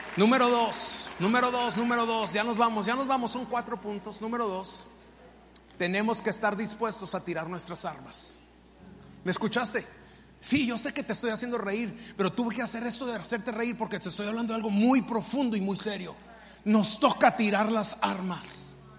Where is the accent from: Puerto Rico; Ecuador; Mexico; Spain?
Mexico; moved away; yo soy mexicano y obviamente siempre le voy a ir a México